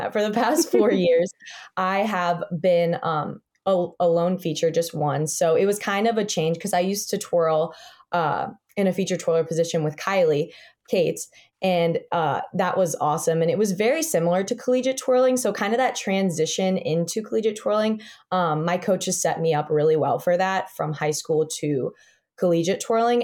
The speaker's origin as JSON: {"language": "English", "region": "Ohio", "country": "United States", "tie": "born or raised there", "also_born_or_lived": "Kazakhstan", "moved": "as an adult", "lives_now": "Clemson, United States", "said": "I was going to go to a Midwestern or Northern school just because I grew up in Ohio."}